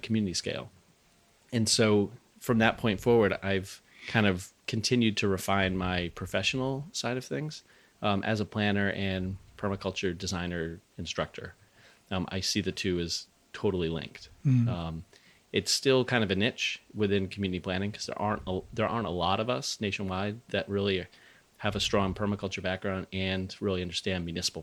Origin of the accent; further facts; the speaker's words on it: Rhode Island, United States; moved away as an adult; also born or lived in Western Massachusetts / New Hampshire; I grew up in Rhode Island.